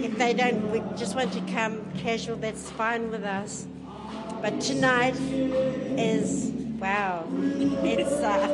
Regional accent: Gisborne, New Zealand; I'm born and bred in Gisborne.

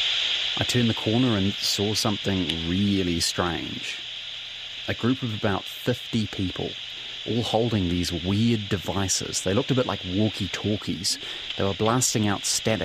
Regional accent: Hamilton, Waikato, New Zealand; I grew up in Hamilton

